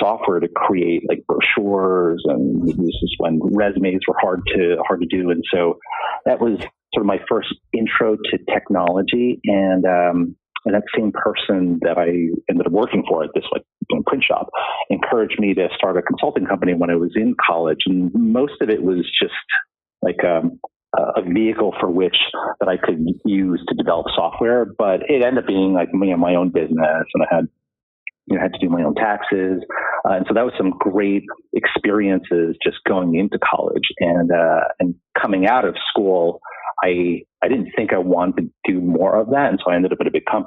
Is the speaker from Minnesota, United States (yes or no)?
no; Dix Hills, New York, United States; also born or lived in Flushing, New York; most of my childhood was growing up on Long Island, first Flushing and then Dix Hills